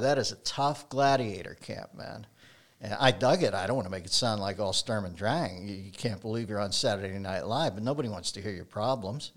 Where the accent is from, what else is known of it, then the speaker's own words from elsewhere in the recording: Pittsburgh, Pennsylvania, United States; now in Los Angeles, United States; I grew up in Pittsburgh